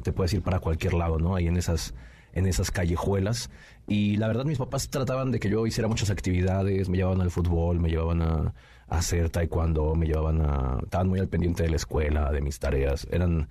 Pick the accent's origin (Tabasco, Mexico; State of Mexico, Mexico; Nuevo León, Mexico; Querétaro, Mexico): State of Mexico, Mexico; Nezahualcóyotl; soy originario del Estado de México, ahí de Ciudad Neza